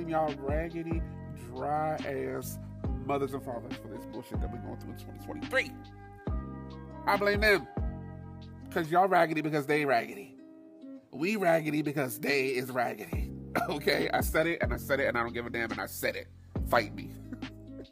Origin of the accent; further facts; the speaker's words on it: New York, United States; being a New Yorker